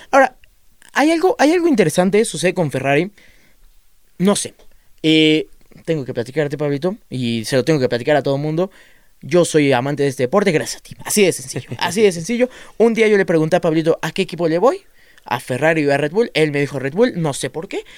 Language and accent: Spanish; Mexico; somos mexicanos